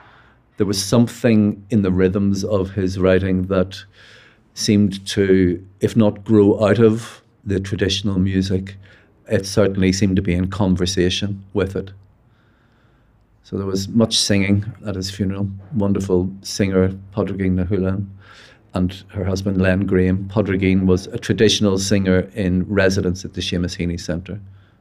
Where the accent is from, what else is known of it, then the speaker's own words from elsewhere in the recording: Belfast, Northern Ireland, United Kingdom; I'm a writer from Belfast.